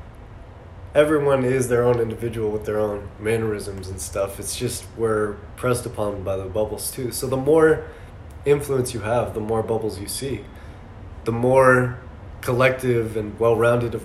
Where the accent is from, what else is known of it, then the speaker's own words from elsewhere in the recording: Tucson, Arizona, United States; I've been out in Tucson